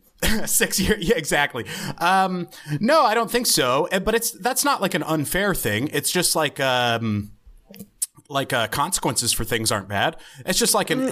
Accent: the South, United States; I grew up in the South

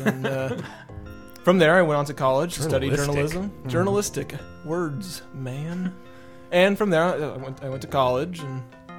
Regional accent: Kansas, United States; Because I live in Kansas. I'm from Kansas.

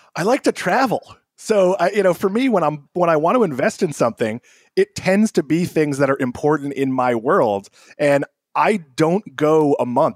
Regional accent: Boston, Massachusetts, United States; moved away; I'm from Boston or the Bos-, Greater Boston area

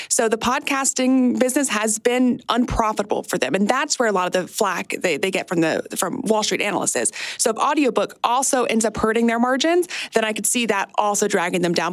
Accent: United States; across my 30 years of being an American

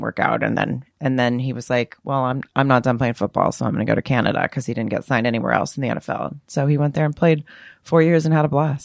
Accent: Arkansas, United States; moved away as an adult; I grew up in Arkansas.

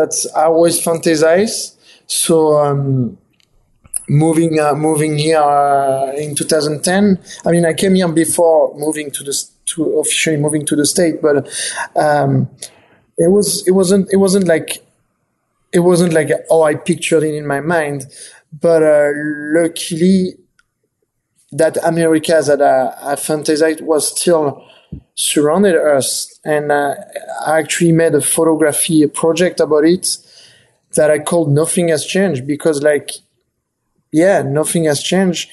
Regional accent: France; moved away as an adult; now in United States; I was born in France, but now I'm dual citizen. I'm also American

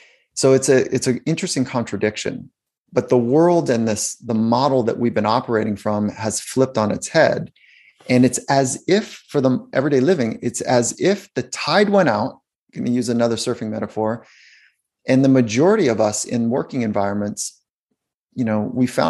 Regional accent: South Bay, Los Angeles, California, United States; I grew up in California

